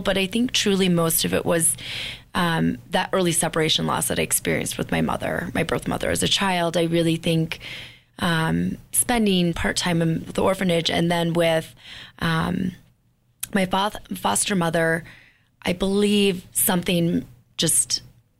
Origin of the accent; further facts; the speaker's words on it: Bemidji, Minnesota, United States; I actually grew up in Bemidji, which is 4 hours north of Minneapolis